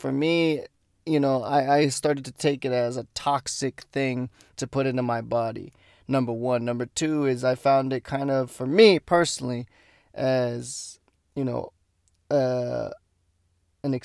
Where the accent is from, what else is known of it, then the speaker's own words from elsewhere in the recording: United States; I'm Mexican American, so.